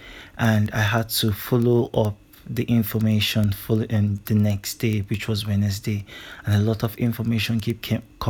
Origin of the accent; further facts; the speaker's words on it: Nigeria; I am a Nigerian, and there is nothing that's going to change that. I am always proud to be a Nigerian, to be a proud Igbo man